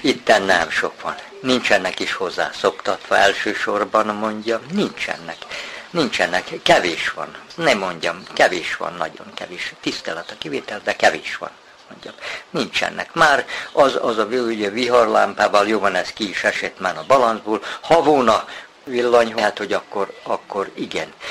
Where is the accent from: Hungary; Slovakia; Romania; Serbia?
Serbia; Kishegyes, Vojvodina; 39-ben születtem, a szüleim is kint azon a tanyán, ahol vagyunk, a Bajsai út. Bajsai úton ott laktunk, iskolás koromban is ott jártunk